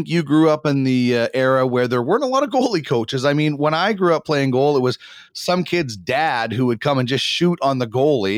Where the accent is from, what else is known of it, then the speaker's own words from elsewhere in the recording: Brandon, Manitoba, Canada; I grew up in Brandon, Manitoba.